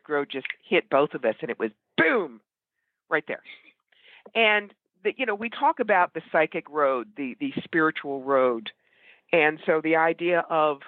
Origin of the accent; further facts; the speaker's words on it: New York, United States; I'm a New Yorker